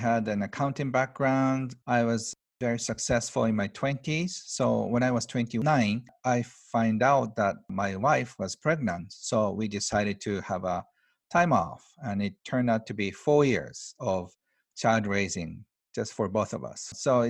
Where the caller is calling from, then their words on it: Tokyo, Japan; I'm outside of Tokyo, 2 hours in the mountains. This is from my retreat center.